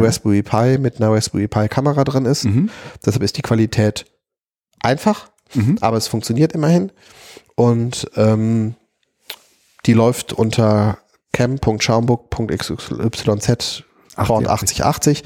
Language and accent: German; Wuppertal, North Rhine-Westphalia, Germany; bei uns in Wuppertal